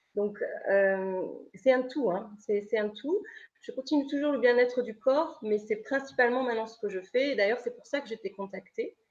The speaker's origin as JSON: {"language": "French", "town": "Lorient", "region": "Brittany", "country": "France", "said": "je viens de Lorient"}